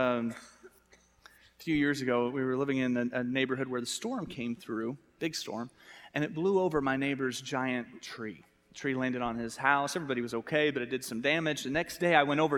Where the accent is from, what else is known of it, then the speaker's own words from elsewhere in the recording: United States; accent: American; my American accent